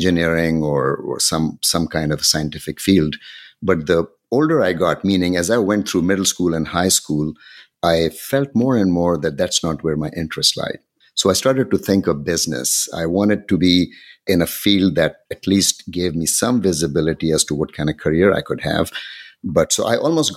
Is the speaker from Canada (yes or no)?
no; Pakistan; moved away as an adult; also born or lived in Ankara, Turkey / Cincinnati, Ohio, United States / Bangladesh; now in Washington, D.C., United States; I grew up in Pakistan. I finished high school there